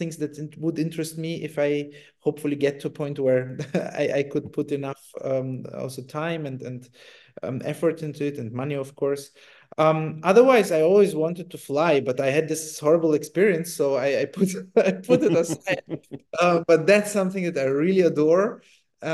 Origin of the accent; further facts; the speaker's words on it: Italy; moved away; also born or lived in Germany; I grew up in Italy